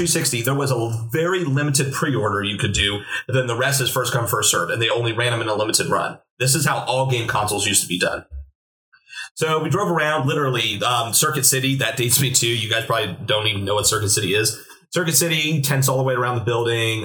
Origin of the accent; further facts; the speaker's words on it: Williamsport, Pennsylvania, United States; I'm from Williamsport area